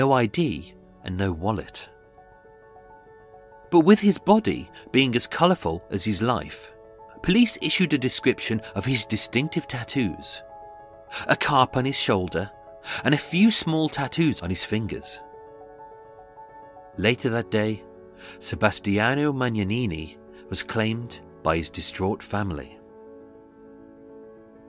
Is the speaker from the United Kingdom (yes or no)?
yes; United Kingdom; I am British